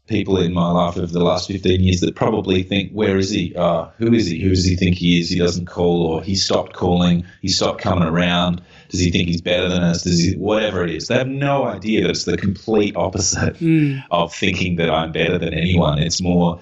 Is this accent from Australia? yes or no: yes; Adelaide, South Australia, Australia; moved away as an adult; also born or lived in Brisbane; now in Melbourne, Australia; I'm from Adelaide